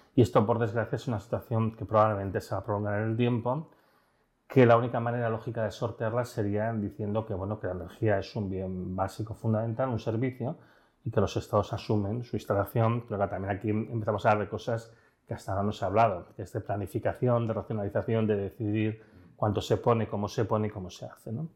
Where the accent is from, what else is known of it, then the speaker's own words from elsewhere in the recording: León, Castile and León, Spain; now in Barcelona, Spain; yo soy de la zona de trenes mineros, yo soy de León